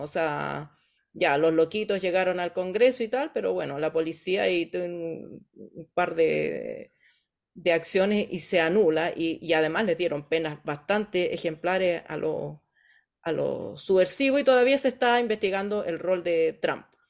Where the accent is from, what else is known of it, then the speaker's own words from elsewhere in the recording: Chile; nosotros como, como chilenos